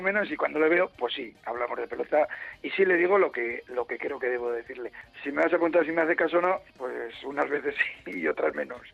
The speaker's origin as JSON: {"language": "Spanish", "town": "Bilbao", "region": "Basque Country", "country": "Spain", "said": "yo soy de Bilbao."}